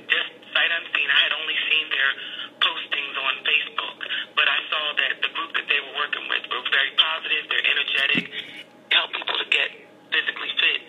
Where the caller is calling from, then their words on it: Elkins Park, Pennsylvania, United States; I'm calling from Elkins Park.